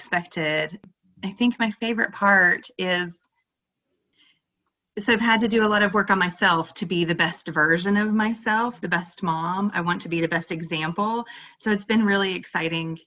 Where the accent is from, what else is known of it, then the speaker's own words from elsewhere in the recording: Asheville, North Carolina, United States; now in Austin, United States; I grew up in the Appalachian Mountains in the Asheville area.